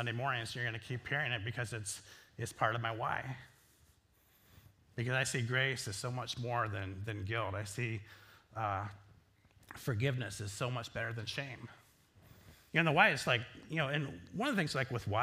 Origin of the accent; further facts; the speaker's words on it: Northwest Iowa, United States; I grew up in Northwest Iowa